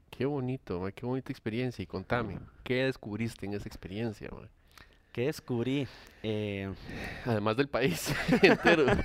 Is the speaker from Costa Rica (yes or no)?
yes; Costa Rica; Soy tico.